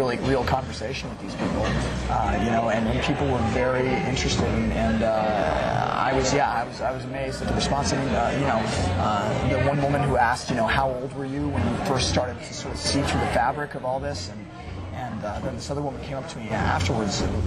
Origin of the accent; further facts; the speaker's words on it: Boulder, Colorado, United States; I'm from Boulder